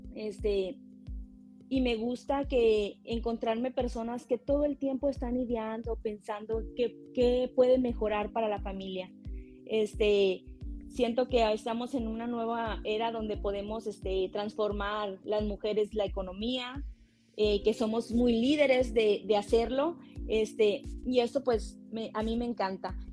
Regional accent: Tamaulipas, Mexico; now in California, United States; yo soy em, una mujer de Tamaulipas, nací en Tamaulipas, en México

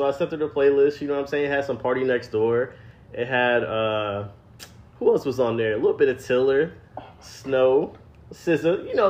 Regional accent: Atlanta, Georgia, United States; like I'm from Atlanta. Like, what's up?

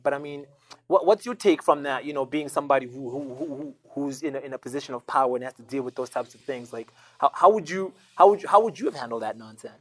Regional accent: Zimbabwe; moved away; also born or lived in Botswana / United States / Canada; I moved around a lot growing up. You know, I, I, I moved around. I was born and raised in Zimbabwe

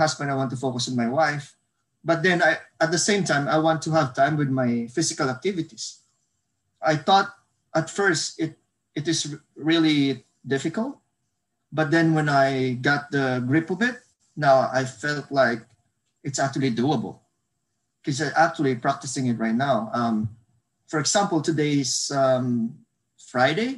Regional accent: Bacolod, Negros Occidental, Philippines; moved away as an adult; now in North Vancouver, Canada; I'm Filipino. I was born and raised in the Philippines in one of the provinces in Southern Fark, which is called Bacolod City. I came here when I was 26 years old

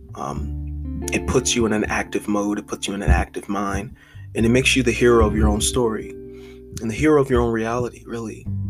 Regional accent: Philadelphia, Pennsylvania, United States; I am from West Philadelphia, Pennsylvania, literally born and raised

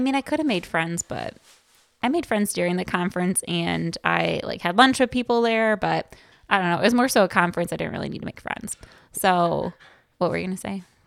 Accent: Chicago, Illinois, United States; growing up in Chicago, like, I don't know, when I went to Loyola

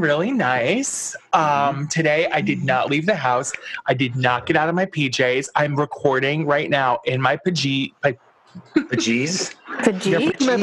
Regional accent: New York, United States; I'm a New Yorker

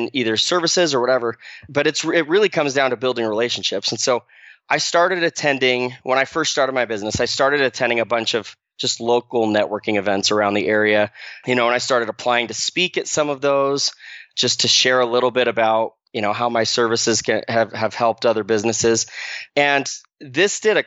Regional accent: Arizona, United States; moved away as an adult; I grew up in Arizona, graduated from high school in Arizona

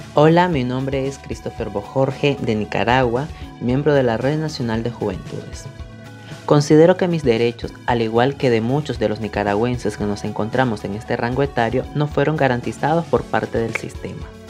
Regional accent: Bolivia; soy del país de Bolivia

